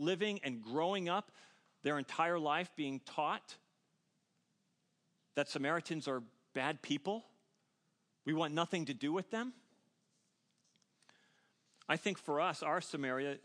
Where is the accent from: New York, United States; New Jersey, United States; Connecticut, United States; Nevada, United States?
New Jersey, United States; now in Bucks County, Pennsylvania, United States; I'm from New Jersey. South Jersey, though. South Jersey.